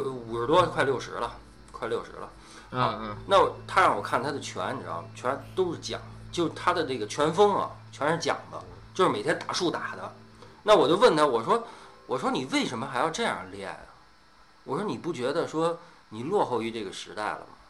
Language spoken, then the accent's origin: Chinese; Beijing, China; 我们北京人原来我那片儿的人叫小树林儿，我爸就上那儿练功去